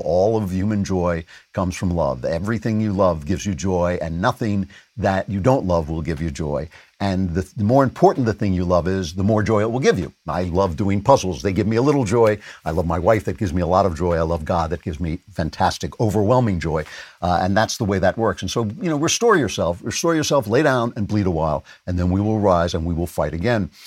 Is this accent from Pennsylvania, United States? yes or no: no; Nassau County, New York, United States; moved away; I grew up in Nassau County